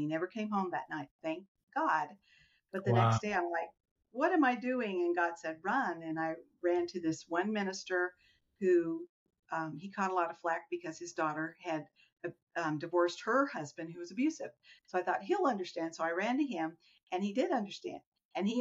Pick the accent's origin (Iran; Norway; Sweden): Iran; moved away; growing up in Iran